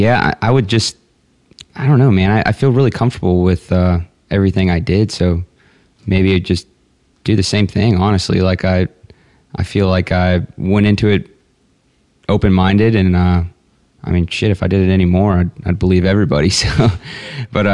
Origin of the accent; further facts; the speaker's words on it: Texas, United States; I'm from Texas